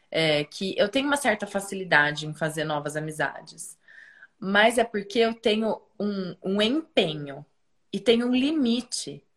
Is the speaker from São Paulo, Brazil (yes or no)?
yes; Piracicaba, São Paulo, Brazil; moved away as an adult; Quando eu voltei para Piracicaba, eu fui, eu, eu saí de Pira uma pessoa e eu voltei uma pessoa muito diferente